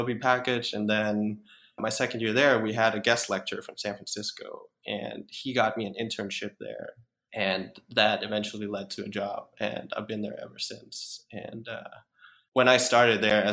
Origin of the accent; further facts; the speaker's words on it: Denmark; moved away; I'm from Denmark originally